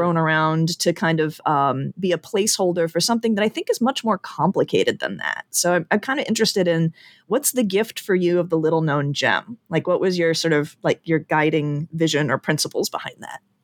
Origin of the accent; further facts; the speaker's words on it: Chicago, Illinois, United States; also born or lived in Indiana / Ireland; born and raised in the Chicago area.